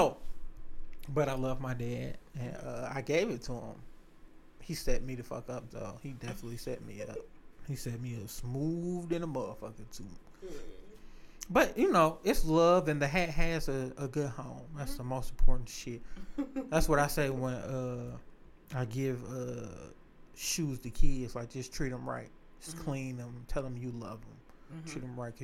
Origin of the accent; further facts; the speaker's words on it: Detroit, Michigan, United States; I'm a nigga from the East Side, baby. Hey, that Mac and Bewick area.